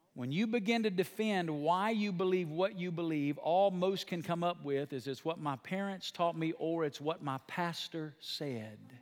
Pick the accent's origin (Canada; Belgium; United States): United States; the Bible Belt; I come from small town Bible Belt